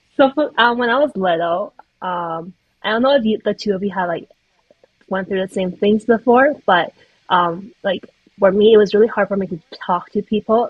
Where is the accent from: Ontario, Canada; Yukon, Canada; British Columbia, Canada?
British Columbia, Canada; Vancouver; also born or lived in Taiwan; I was born in Canada, but I moved to Taiwan when I was really young, and then I came back to Vancouver when I was in grade three